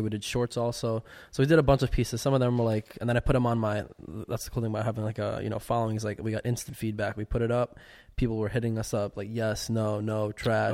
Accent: Chicago, Illinois, United States; moved away as an adult; also born or lived in Lithuania; I was born in Lithuania and then I moved to Chicago when I was like five

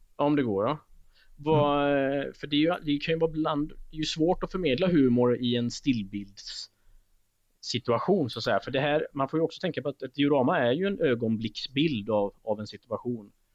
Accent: Alingsås, Västra Götaland, Sweden; min hemstad Alingsås Och, eh, jag är en ganska stolt Alingsåsare

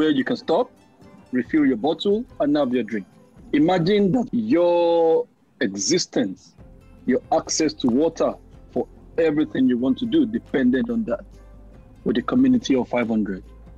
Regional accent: Nigeria; moved away as an adult; now in Australia; growing up in Nigeria

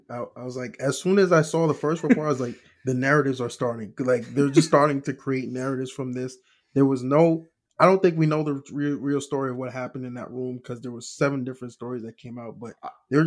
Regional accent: Nigeria; even as a Nigerian myself

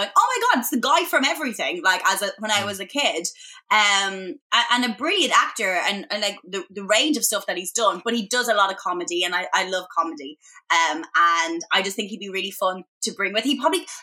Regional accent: Ireland; moved away as an adult; also born or lived in Boston, United States; now in London, United Kingdom; as a young girl growing up in Ireland

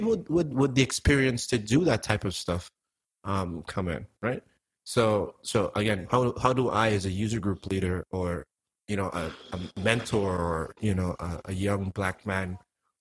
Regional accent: Antigua & Barbuda; now in United States; I'm from Antigua. Like, none of my family lives in the United States

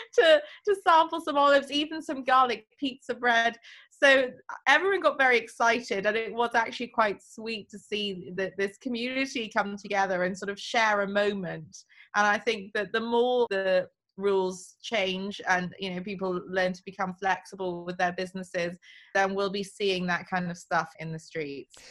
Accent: Wales, United Kingdom; now in London, United Kingdom; I'm Welsh

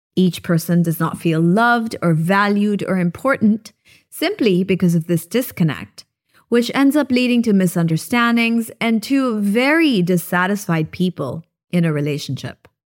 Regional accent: Japan; now in Philippines; We had a tiny little Christmas tree when I was growing up in Japan

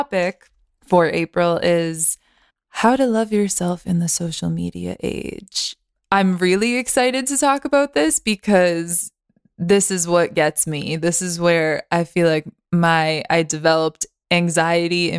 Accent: Boston, Massachusetts, United States; I'm actually from Boston.

